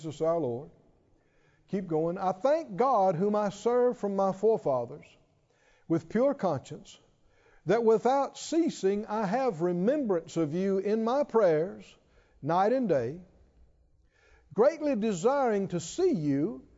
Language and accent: English; the South, United States; I'm from the South